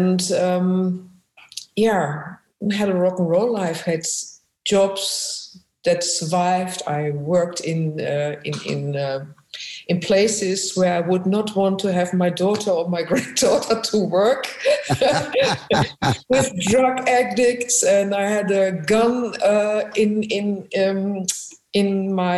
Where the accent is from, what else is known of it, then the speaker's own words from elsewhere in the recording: Essen, North Rhine-Westphalia, Germany; accent: German; English is a second language; moved away as an adult; now in Amsterdam, Netherlands; I was born in Germany, really in the industrial part of Germany, right in the middle in Essen